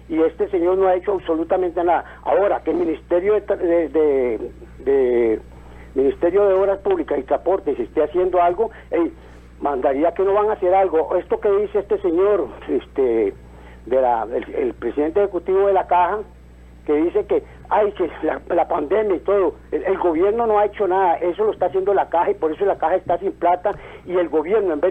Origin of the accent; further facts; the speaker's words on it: Costa Rica; Yo como costarricense me siento defraudado